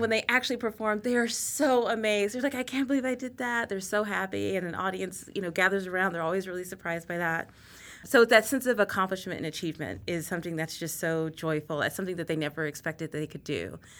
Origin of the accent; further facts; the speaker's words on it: Texas, United States; moved away; I grew up in Texas